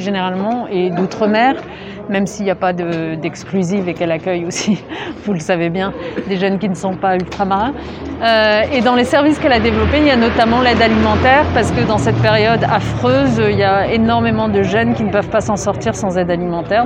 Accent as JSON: {"language": "French", "town": "Lyon", "region": "Auvergne-Rhône-Alpes", "country": "France", "said": "je suis lyonnaise à la base"}